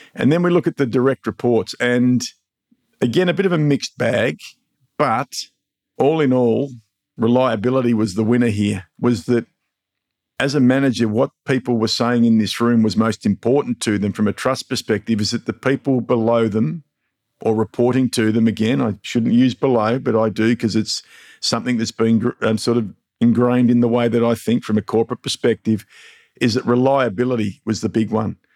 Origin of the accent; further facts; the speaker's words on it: Mildura, Victoria, Australia; my hometown, Mildura